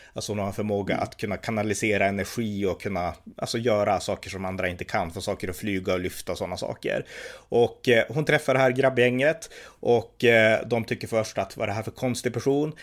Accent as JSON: {"language": "Swedish", "country": "Sweden", "said": "när man satt i Sverige"}